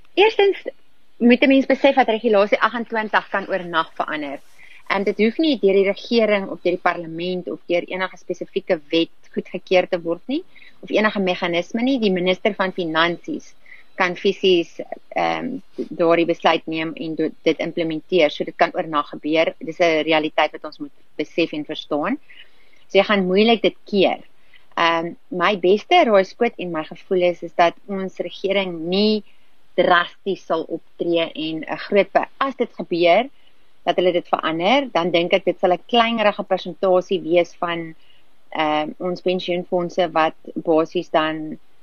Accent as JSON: {"language": "Afrikaans", "country": "South Africa", "said": "ons as Suid-Afrikaners"}